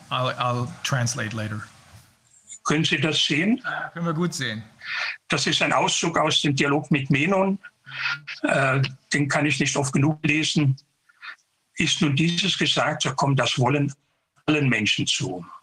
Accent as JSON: {"language": "German", "town": "Konstanz", "region": "Baden-Württemberg", "country": "Germany", "said": "hier in der Nähe in Überlingen, ich bin aus Konstanz."}